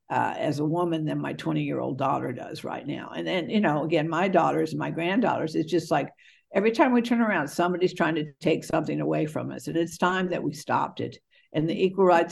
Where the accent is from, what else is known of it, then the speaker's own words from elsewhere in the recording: Virginia, United States; I grew up in Virginia schools.